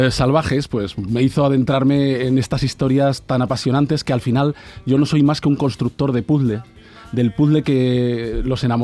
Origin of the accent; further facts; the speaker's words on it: Barcelona, Catalonia, Spain; born there; now in Huelva, Spain; nacido en Barcelona, familia vasca, segoviana, vivo en Huelva desde el 78, enamorado de Sevilla y podría seguir.